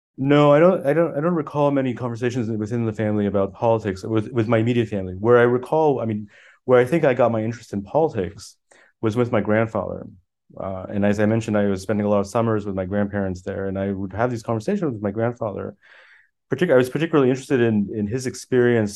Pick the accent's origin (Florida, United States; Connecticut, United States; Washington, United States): Florida, United States; Miami Beach; first language French; English is a second language; also born or lived in Paris, France; I grew up actually in Miami Beach